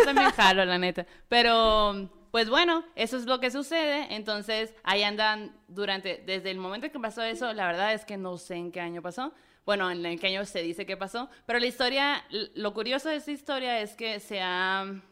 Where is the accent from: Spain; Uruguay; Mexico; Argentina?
Mexico; northern Mexico; yo como norteña